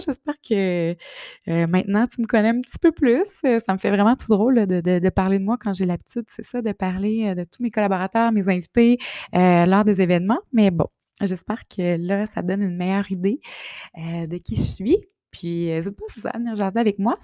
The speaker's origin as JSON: {"language": "French", "area": "Bas-Saint-Laurent", "region": "Quebec", "country": "Canada", "tie": "born or raised there", "moved": "yes", "lives_now": "Quebec City, Canada", "said": "je suis native du Bas-Saint-Laurent, mais je suis à Québec depuis euh, quand même plus de, 15 ans"}